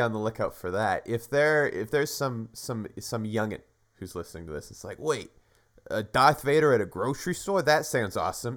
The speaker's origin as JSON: {"language": "English", "country": "Canada", "said": "We're from Canada"}